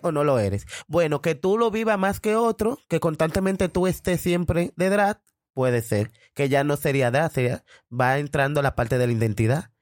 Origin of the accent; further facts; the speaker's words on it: El Cercado, San Juan, Dominican Republic; moved away; also born or lived in Sabana; yo nací en El Cercado, un pueblo de San Juan, de La Maguana.